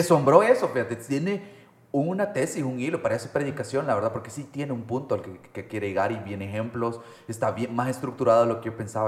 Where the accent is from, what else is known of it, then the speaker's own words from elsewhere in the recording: El Salvador; como salvadoreños